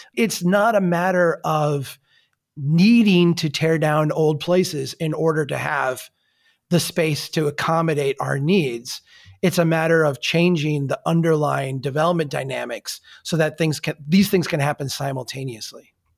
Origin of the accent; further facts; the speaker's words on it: Brainerd, Minnesota, United States; my hometown of Brainerd